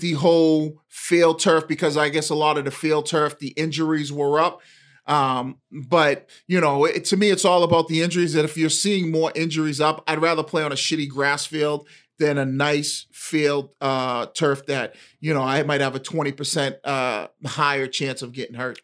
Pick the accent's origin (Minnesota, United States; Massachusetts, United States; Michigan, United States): Massachusetts, United States; Boston; as kids growing up in Eastie